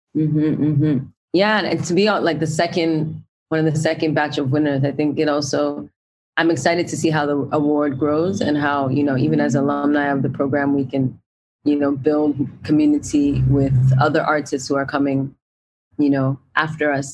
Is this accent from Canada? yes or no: yes; Brampton, Ontario, Canada; I grew up in Brampton